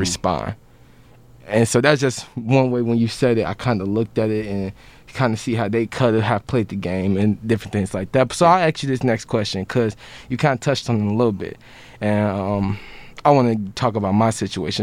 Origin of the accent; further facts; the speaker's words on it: Chicago, Illinois, United States; I, I come from Chicago